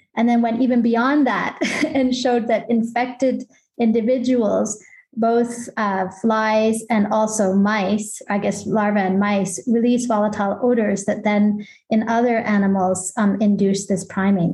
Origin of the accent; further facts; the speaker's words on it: Canada; now in Basel, Switzerland; I'm Canadian